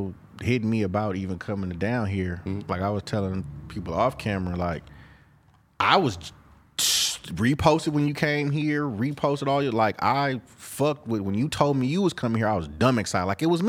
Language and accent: English; Oakland, California, United States; I'm from East Oakland. We purple.